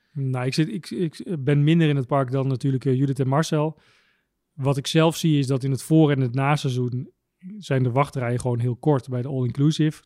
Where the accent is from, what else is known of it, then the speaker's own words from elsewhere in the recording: Tuk, Overijssel, Netherlands; ik kom uit het eh, prachtige dorpje Tuk